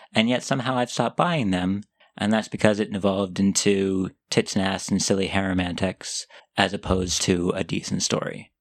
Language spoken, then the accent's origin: English; United States; accent: American; I'm American